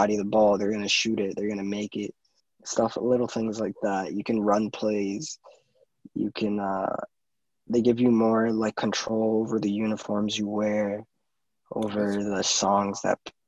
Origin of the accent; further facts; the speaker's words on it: New York, United States; Born and raised in New York.